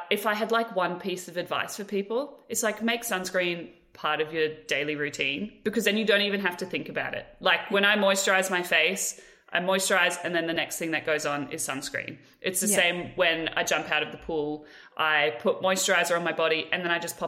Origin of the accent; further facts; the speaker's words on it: Australia; a part of being Australian